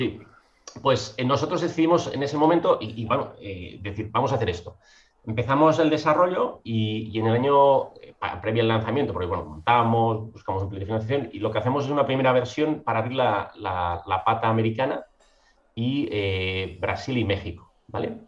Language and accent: Spanish; Mataró, Catalonia, Spain; also born or lived in Madrid; yo soy de Mataró, me estoy al lado de Barcelona